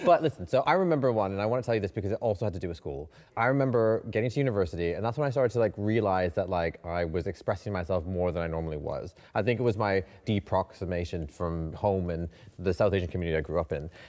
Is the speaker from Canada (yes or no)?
yes; Canada; moved away as an adult; now in London, United Kingdom; I'm from Canada